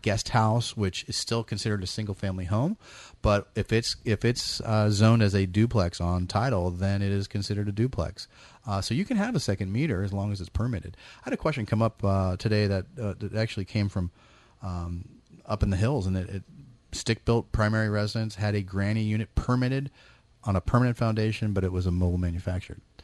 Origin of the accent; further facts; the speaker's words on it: East Bay, California, United States; moved away as an adult; now in Sacramento area, United States; I grew up in the East Bay